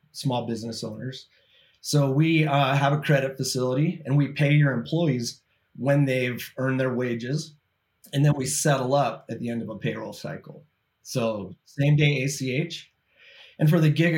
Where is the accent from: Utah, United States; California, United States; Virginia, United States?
Utah, United States; Born and raised in Utah, family man.